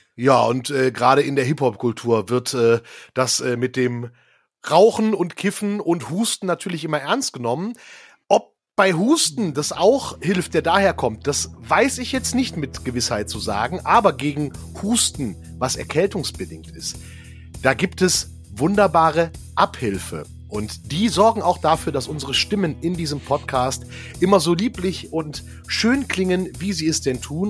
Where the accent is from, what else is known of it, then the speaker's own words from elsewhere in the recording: Düsseldorf, North Rhine-Westphalia, Germany; in meiner Geburtsstadt äh, gelernt, und zwar in Düsseldorf.